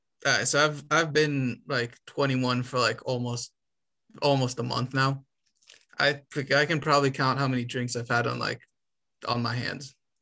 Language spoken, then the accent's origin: English; Romania; moved away